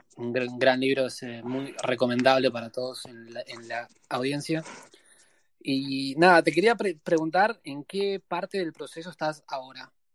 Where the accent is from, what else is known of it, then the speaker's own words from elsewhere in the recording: Argentina; moved away; cuando me fui de Argentina